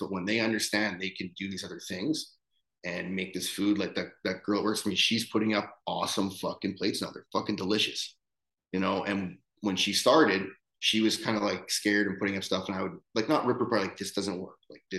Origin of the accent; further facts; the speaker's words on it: Winnipeg, Manitoba, Canada; moved away; I'm from fucking Winnipeg, right? Like, I'm from the Canadian prairies.